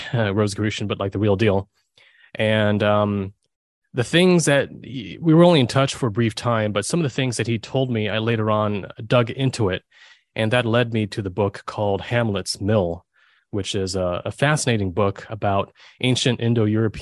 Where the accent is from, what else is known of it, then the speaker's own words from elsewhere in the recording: Germany; I was born in Germany